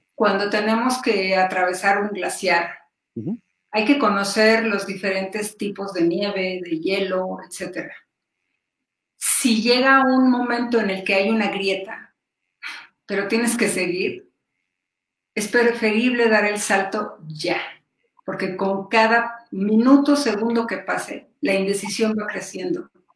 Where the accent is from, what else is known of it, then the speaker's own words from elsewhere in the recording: Mexico; como muchos mexicanos